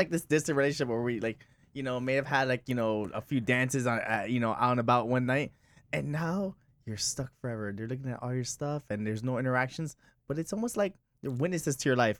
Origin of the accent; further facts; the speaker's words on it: Miami, Florida, United States; also born or lived in Hialeah; I'm from West Kendall